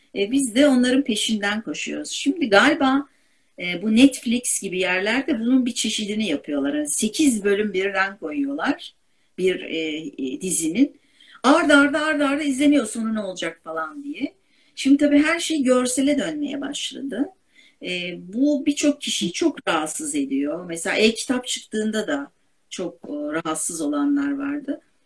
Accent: Istanbul, Turkey; Ben Kadıköylüyüm.

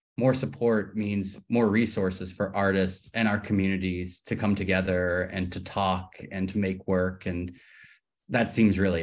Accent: New Orleans, Louisiana, United States; moved away as an adult; also born or lived in New York / Los Angeles; I grew up here in New Orleans.

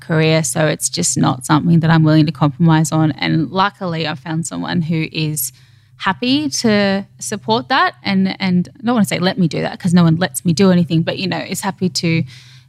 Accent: Queensland, Australia; now in Sydney, Australia; being a Queenslander originally

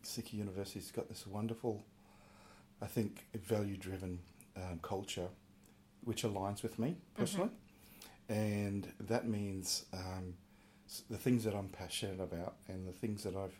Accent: Innisfail, Queensland, Australia; I'm a North Queensland boy, and I identify as Aboriginal from the Djitterbal people of North Queensland. So, and I grew up in Innisfail

